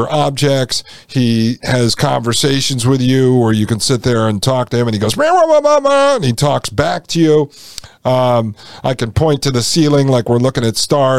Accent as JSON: {"language": "English", "region": "Connecticut", "country": "United States", "tie": "born or raised there", "said": "I grew up in Connecticut in a small town of 10,000"}